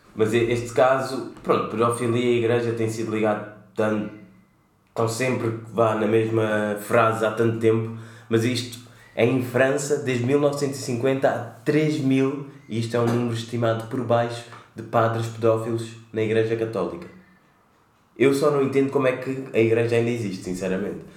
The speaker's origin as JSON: {"language": "Portuguese", "country": "Cape Verde", "said": "como cabo-verdianos que somos"}